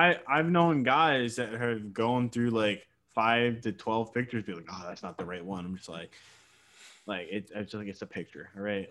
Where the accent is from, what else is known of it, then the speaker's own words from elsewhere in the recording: Virginia, United States; I'm from Virginia, but I'm not like part of the DMV area